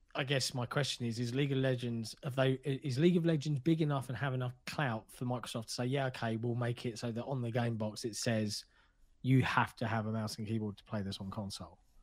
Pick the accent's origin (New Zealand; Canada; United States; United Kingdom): United Kingdom; as a Brit